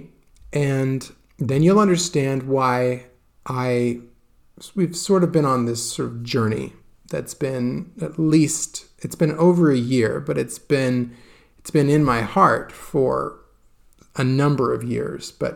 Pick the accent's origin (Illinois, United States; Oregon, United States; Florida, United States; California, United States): California, United States; I grew up in California, as you know, which is a very dry place